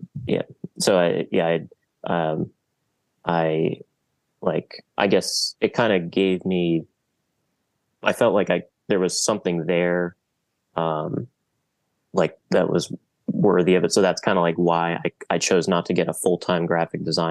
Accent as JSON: {"language": "English", "town": "Silver Spring", "region": "Maryland", "country": "United States", "moved": "as an adult", "lives_now": "Baltimore, United States", "said": "I'm from Silver Spring originally. I did community college there and then moved up here for"}